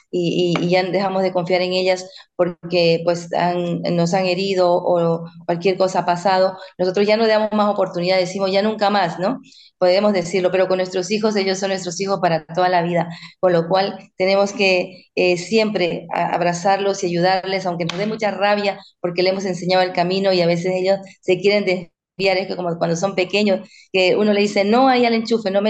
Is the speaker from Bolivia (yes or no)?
yes; Bolivia; now in Spain; soy de Bolivia, pero ya llevo 26 años viviendo en este maravilloso país, España.